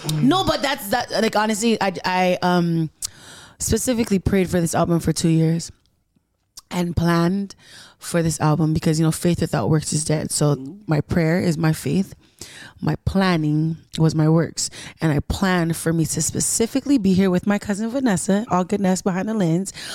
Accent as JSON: {"language": "English", "town": "Carson", "region": "California", "country": "United States", "said": "Ness and I, we're from America"}